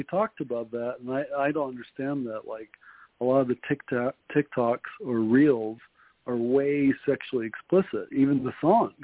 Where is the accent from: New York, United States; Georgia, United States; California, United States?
New York, United States; New York City; accent: New York; also born or lived in Jersey City; now in Utah, United States; I was born in Queens. We lived in Queens for a while, and then we moved to Jersey City